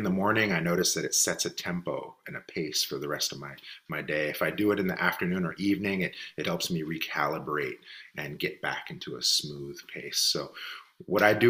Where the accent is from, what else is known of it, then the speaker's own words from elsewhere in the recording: Richmond, California, United States; I'm born and raised in Richmond, California